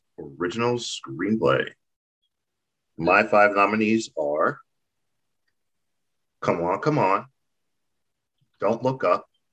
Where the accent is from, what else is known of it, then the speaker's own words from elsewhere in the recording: Nigeria; I'm Nigerian.